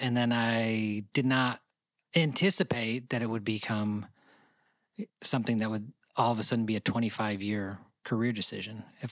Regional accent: Rochester, New York, United States; now in Nashville, United States; We grew up in Rochester, New York together

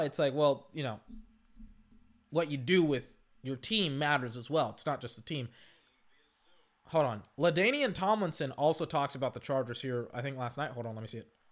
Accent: United States; I'm an American.

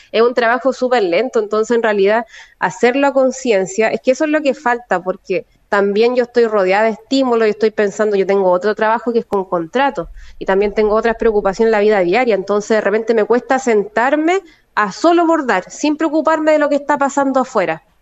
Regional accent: Valparaíso, Chile; No, a mi familia en realidad acá en Valparaíso, yo soy mitad porteña y mitad sureña en realidad, tengo la mitad de mi familia

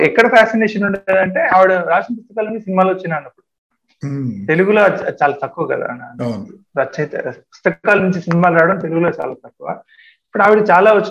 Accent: Telangana, India; moved away; తెలంగాణ అయితే నేను రాయలేను ఎందుకంటే మా అమ్మ నేను అదే ఊర్లో పుట్టి నేను పదిహేడు సంవత్సరాలు పెరిగాను

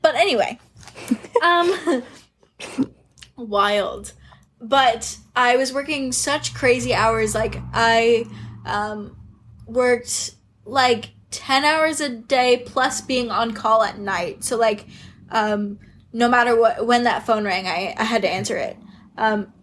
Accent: Nova Scotia, Canada; also born or lived in Australia; I'm from Scotia

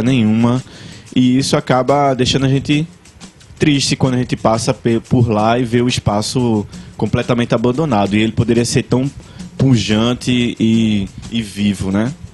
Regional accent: Vitória de Santo Antão, Pernambuco, Brazil; bairro de Redenção eu passei minha infância, minha adolescência no bairro

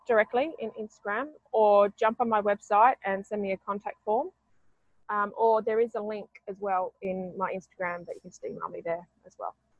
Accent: Australia; I am Aussie

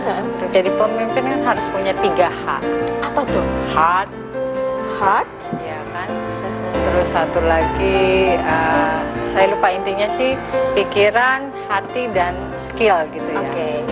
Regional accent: Cikarang, West Java, Indonesia; saya itu di apa ya di Cikarang di Brong lah Brong itu deket stasiun

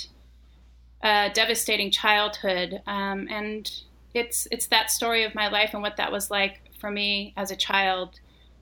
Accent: Colonia LeBaron, Chihuahua, Mexico; I grew up in Colonial LeBaron, and it was, or is still, a colony in Chihuahua, Mexico

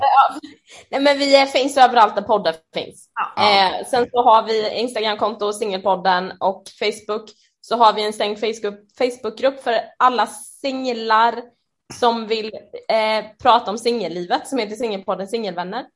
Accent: Jönköping, Jönköping County, Sweden; moved away as an adult; also born or lived in Örebro; now in Stockholm, Sweden; jag kom vuxit upp i Jönköping och där bodde jag ju på heltid fram tills jag var eh, typ 20

